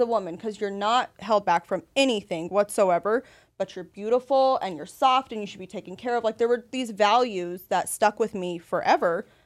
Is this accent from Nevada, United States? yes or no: yes; Las Vegas, Nevada, United States; now in San Antonio, United States; I'm from Las Vegas originally